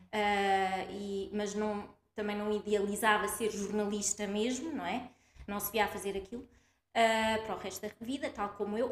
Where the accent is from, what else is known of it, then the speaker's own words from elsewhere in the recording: Coimbra, Centro, Portugal; nasci, ah, em Coimbra, cresci aqui, sempre fiquei aqui, nunca saí